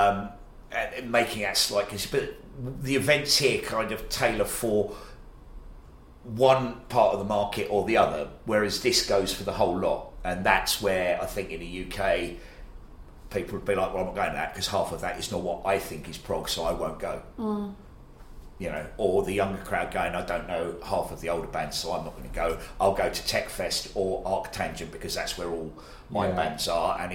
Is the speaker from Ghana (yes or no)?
no; Australia; now in United Kingdom; I'm from Australia